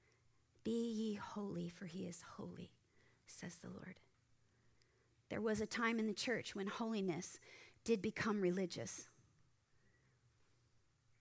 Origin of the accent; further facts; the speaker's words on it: Moorpark, California, United States; I'm sitting in Moorpark in the Starbucks in Moorpark. In my hometown